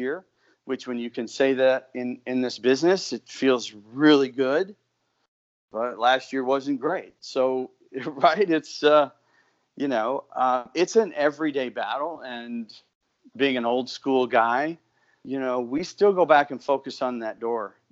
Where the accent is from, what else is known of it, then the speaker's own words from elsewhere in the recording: Mitchell, South Dakota, United States; I actually have a store in my hometown of Mitchell, South Dakota